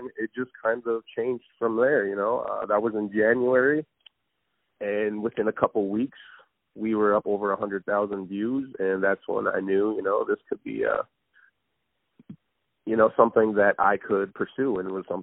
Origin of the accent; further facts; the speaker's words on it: Turtle Mountain Reservation, North Dakota, United States; moved away as an adult; now in Crookston, United States; Originally I am from the Turtle Mountains. It is a small reservation, Native American reservation in North Dakota. I was born and raised in North Dakota